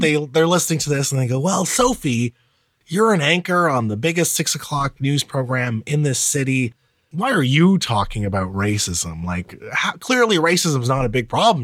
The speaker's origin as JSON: {"language": "English", "town": "Karachi", "region": "Sindh", "country": "Pakistan", "tie": "born or raised there", "moved": "yes", "said": "my place of birth, 'cause I was born in Karachi."}